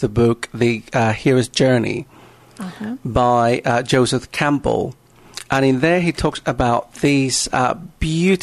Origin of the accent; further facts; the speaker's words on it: Panama; I am originally from Panama